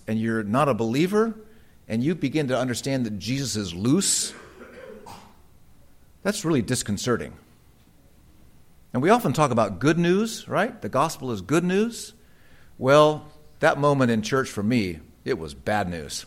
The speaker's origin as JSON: {"language": "English", "country": "United States", "said": "I'm an American"}